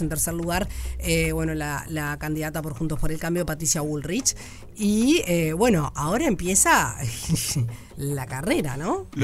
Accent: Uruguay; Si somos uruguayos

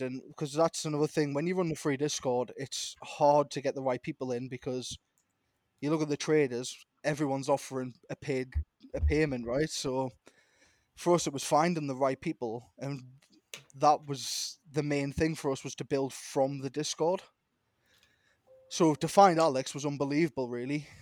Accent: Newcastle upon Tyne, North East England, United Kingdom; I'm from Newcastle, England

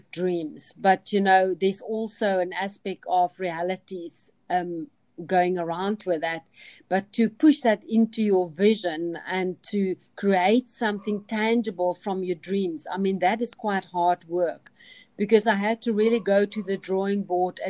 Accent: Kalahari, banks of the Orange River, Northern Cape, South Africa; I grew up in the Kalahari

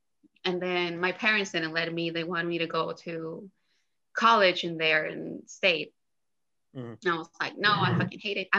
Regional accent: border town with Mexico, Texas, United States; I grew up in Texas in a border town between Texas and Mexico.

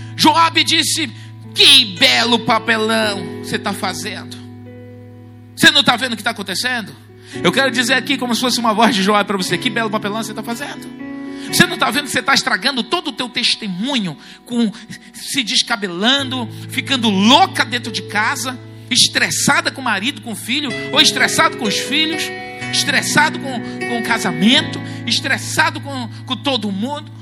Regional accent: Brazil; nós somos brasileiros

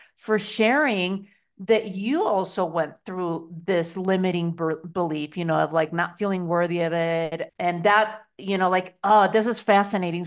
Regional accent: Spain; moved away; growing up in Spain, you know, a very patriarchal country

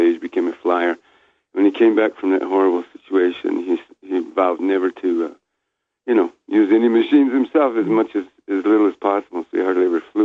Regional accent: New Mexico, United States; first language Keres; English is a second language; also born or lived in Guatemala; I was raised in New Mexico when I was a little kid

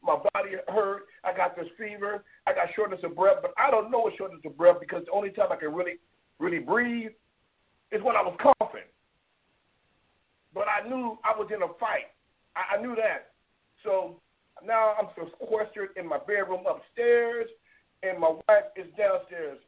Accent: United States; we're from America

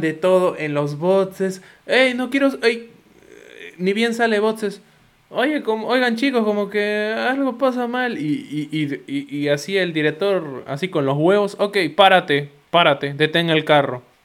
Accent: Peru; yo soy peruano

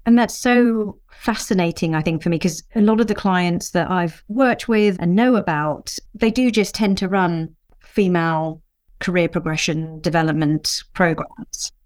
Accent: England, United Kingdom; a Mauritian woman born in the U K, but my parents were both born and brought up in Mauritius

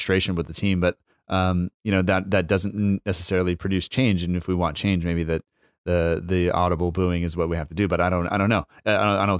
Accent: United States; as an American

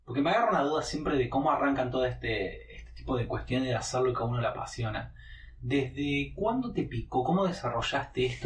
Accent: Buenos Aires, Argentina; accent: porteño; quizás soy un porteño que no es tan porteño, eh, más precisamente por el acento, pero también por cuestiones culturales y de costumbres.

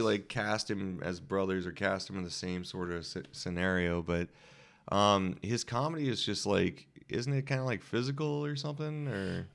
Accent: Louisiana, United States; moved away; I'm also from Louisiana where, you know, not only do we have, like, blues and jazz

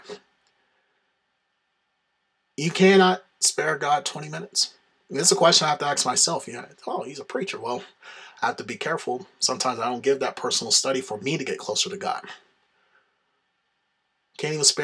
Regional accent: the South, United States; I'm from the South

